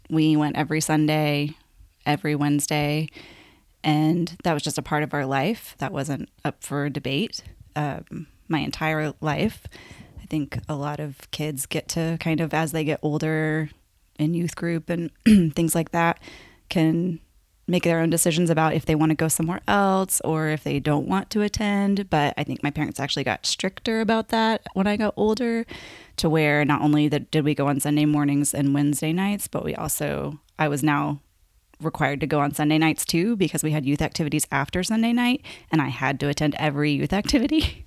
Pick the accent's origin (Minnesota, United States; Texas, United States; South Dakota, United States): Texas, United States; Lubbock; I grew up in Lubbock, Texas, and born and raised there.